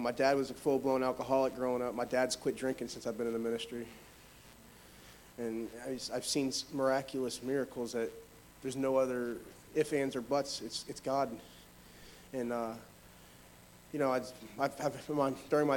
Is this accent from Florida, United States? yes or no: yes; North Port, Florida, United States; from Northport, Florida